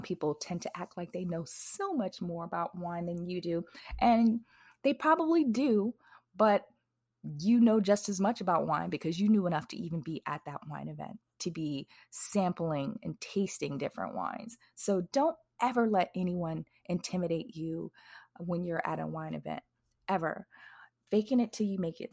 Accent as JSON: {"language": "English", "region": "Wisconsin", "country": "United States", "moved": "yes", "lives_now": "Texas, United States", "said": "I live in Texas now. I'm originally from Wisconsin"}